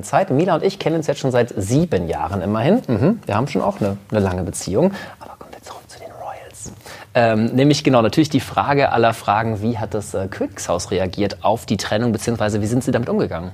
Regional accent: Münster, North Rhine-Westphalia, Germany; Isebrand aus Münster kommt quasi aus meiner Heimat

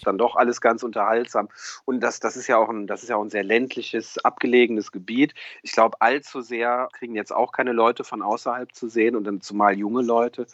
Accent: Rhineland, Germany; wo ich aufgewachsen bin, äh, im, im, Rheinland

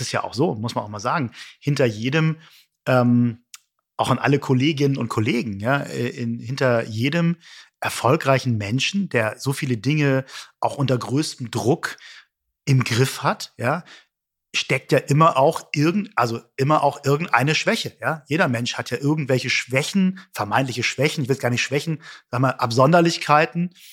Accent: Hamburg, Germany; ich als Hamburger

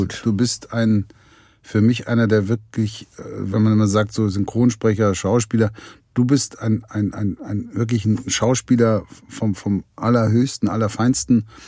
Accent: the West, West Germany, Germany; ich bin ja nun hier im Westen groß geworden

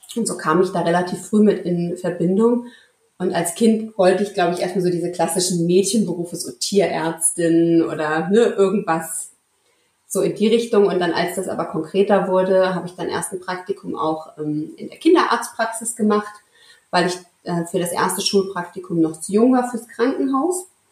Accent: Marburg, Hesse, Germany; ich komme aus dem schönen mittelhessischen Marburg an der Lahn. Ähm, ja, relativ langweilig. Ich bin hier geboren, aufgewachsen und hier geblieben.

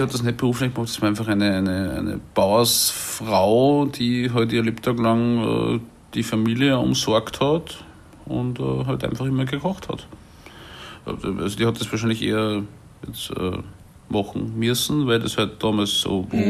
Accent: Salzburg, Austria; moved away; ich bin 1980 geboren in Salzburg und bin dort aufgewachsen in der Stadt Salzburg

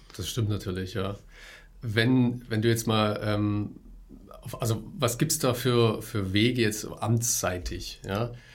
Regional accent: Germany; bei uns in Deutschland

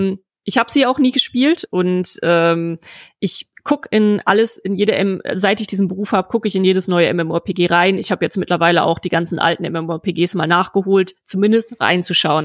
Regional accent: Germany; ich bin auf dem platten Land aufgewachsen

